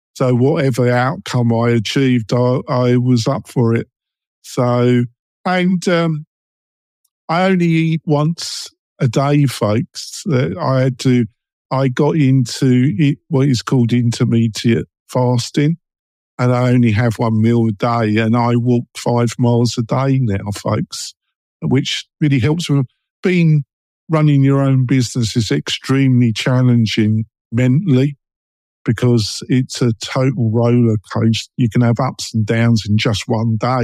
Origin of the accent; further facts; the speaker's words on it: London, United Kingdom; accent: London, East End, Essex boy; I'm English and I've got a London, East End, Essex boy accent